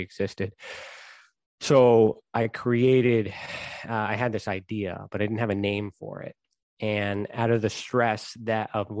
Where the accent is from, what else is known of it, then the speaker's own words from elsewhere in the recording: Canada; I am Canadian